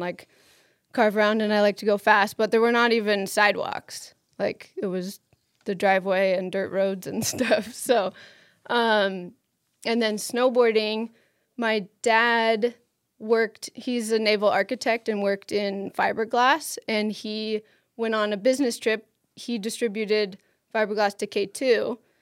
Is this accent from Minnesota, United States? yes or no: no; Maine, United States; moved away as an adult; also born or lived in Boulder; I grew up in Maine